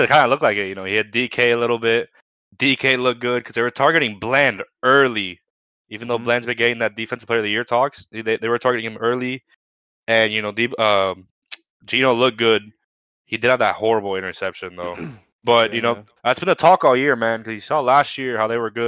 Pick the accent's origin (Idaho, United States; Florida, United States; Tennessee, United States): Florida, United States; Miami; I'm from Miami